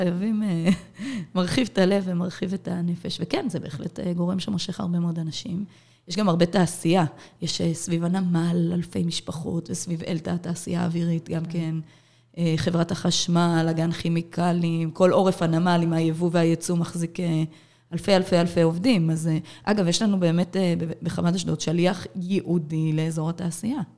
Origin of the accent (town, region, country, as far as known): Ashdod, Southern District, Israel; born or raised there